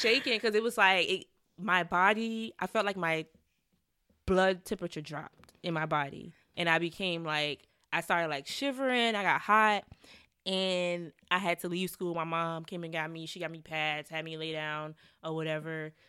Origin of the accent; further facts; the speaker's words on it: Savannah, Georgia, United States; moved away as an adult; also born or lived in Atlanta; now in New York, United States; it was a lot of violence going on in my hometown